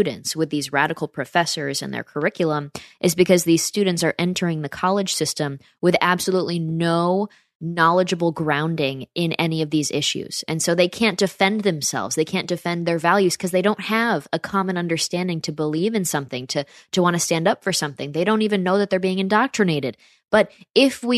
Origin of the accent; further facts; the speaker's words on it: upstate New York, United States; my hometown in upstate New York